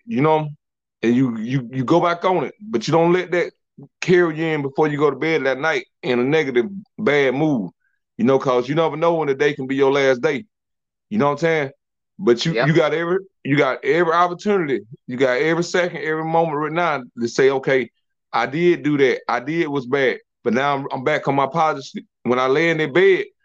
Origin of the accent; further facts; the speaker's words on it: South Georgia, United States; I'm from South Georgia. We from soul food land